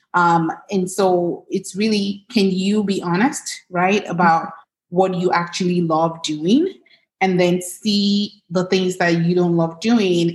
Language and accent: English; Lagos, Nigeria; now in United States; I grew up in Lagos, Nigeria.